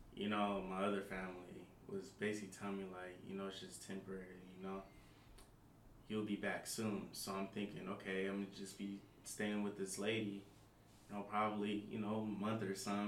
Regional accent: Seattle, Washington, United States; I'm from Seattle. Born and raised here from the South End. Child of 206.

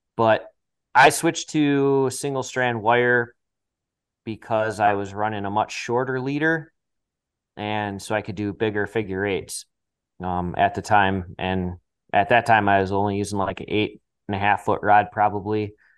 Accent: Eagle River, Wisconsin, United States; I'm born and raised in Eagle River, and, uh, I've lived up here pretty much my whole life

